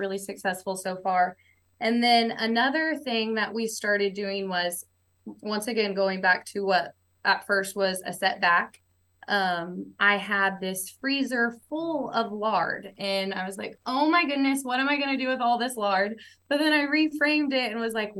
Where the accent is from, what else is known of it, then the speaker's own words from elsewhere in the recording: Tulsa, Oklahoma, United States; I'm from Oklahoma, born and raised in Tulsa